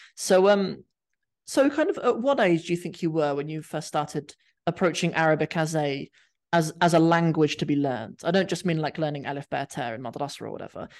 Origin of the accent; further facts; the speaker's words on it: Cornwall, South West England, United Kingdom; moved away as an adult; also born or lived in London; I grew up in Cornwall